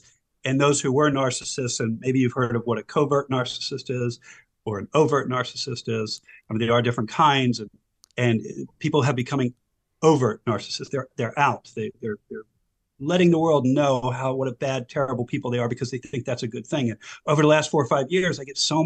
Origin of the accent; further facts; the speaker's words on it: Silver Spring, Maryland, United States; also born or lived in Howard County, Maryland; I grew up in Silver Spring, Maryland. I've been a Maryland resident all my life